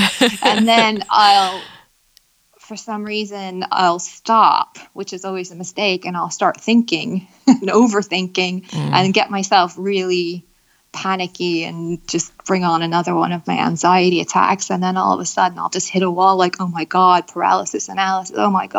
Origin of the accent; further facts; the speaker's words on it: Pennsylvania, United States; moved away as an adult; also born or lived in New York City; now in London, United Kingdom; Pennsylvania. Small town. And then I lived in New York City for 10 years.